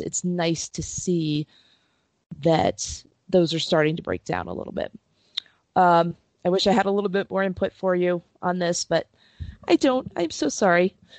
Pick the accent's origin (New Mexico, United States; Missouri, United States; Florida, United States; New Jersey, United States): New Jersey, United States; Princeton; I grew up in Princeton